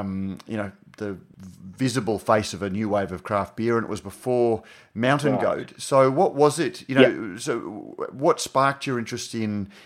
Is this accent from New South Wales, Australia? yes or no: no; Queensland, Australia; I'm a Queenslander.